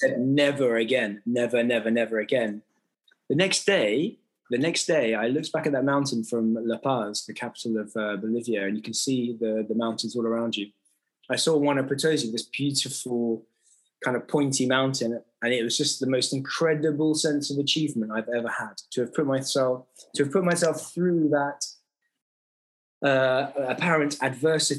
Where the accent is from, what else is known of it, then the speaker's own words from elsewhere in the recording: Kent, South East England, United Kingdom; also born or lived in Newcastle; I'm from Kent, a low-lying county